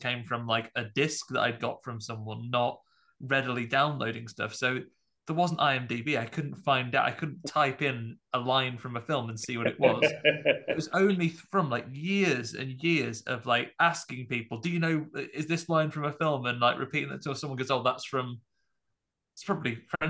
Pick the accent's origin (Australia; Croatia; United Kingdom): United Kingdom; I'm not from the United States